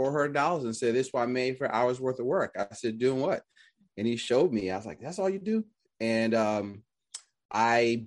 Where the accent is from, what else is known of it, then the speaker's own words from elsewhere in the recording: Philadelphia, Pennsylvania, United States; I'm from Philly, so in North Philly